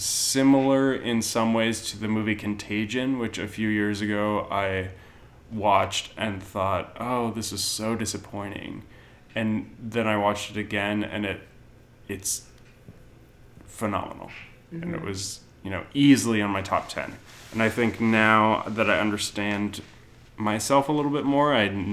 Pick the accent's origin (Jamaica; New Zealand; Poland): New Zealand; I'm a Kiwi.